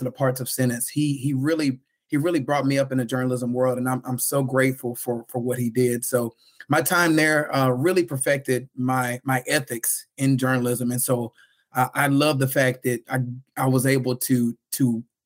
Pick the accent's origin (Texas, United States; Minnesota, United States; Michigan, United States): Texas, United States; Houston; born or raised there; also born or lived in New Orleans, Louisiana